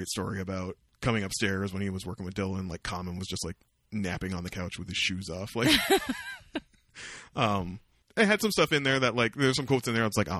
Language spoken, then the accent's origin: English; Vancouver, British Columbia, Canada; born there; If you ask me where I was born, I was born in Vancouver.